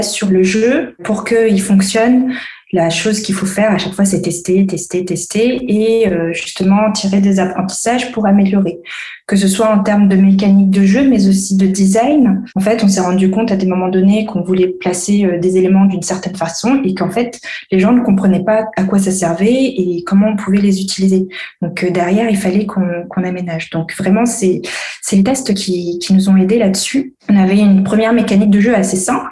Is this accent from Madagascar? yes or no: yes; Antananarivo, Analamanga, Madagascar; moved away as an adult; now in France; Je suis malgache aussi. Je suis née en France. J'ai grandi à Madagascar